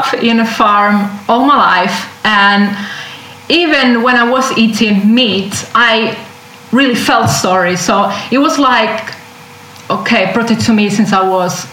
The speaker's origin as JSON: {"language": "English", "region": "Southern Italy", "country": "Italy", "tie": "born or raised there", "second_language": "English", "moved": "as an adult", "lives_now": "London, United Kingdom", "said": "I grew up in Italy and I had fresh fish every day."}